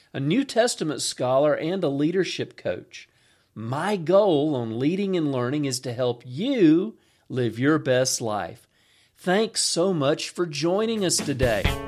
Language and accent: English; Atlanta, Georgia, United States; I'm from Atlanta. We have horrible traffic